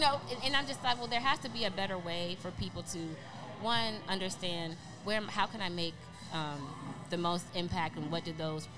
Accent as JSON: {"language": "English", "town": "Omaha", "region": "Nebraska", "country": "United States", "tie": "born or raised there", "also_born_or_lived": "Little Rock / Kansas City / Cheyenne", "said": "I was born in Little Rock, Arkansas, then we moved to Kansas City, Missouri, then I lived in Cheyenne, Wyoming, then Omaha, Nebraska, so I was there for 8 years"}